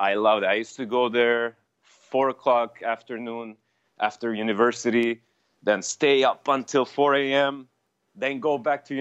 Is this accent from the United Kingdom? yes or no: no; Beirut, Beirut Governorate, Lebanon; first language Armenian; English is a second language; moved away as an adult; now in Canada; I was born in Lebanon, Beirut, Lebanon, from an Armenian, in an Armenian family, mom and dad, whose families were forced out of their lands, as we know it. And they resided in Lebanon and as refugees. And that's where I come from